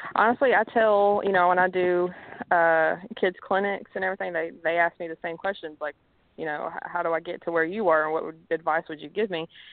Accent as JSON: {"language": "English", "town": "Mobile", "region": "Alabama", "country": "United States", "also_born_or_lived": "Tennessee", "moved": "yes", "said": "I'm originally from Alabama, so we moved to Tennessee."}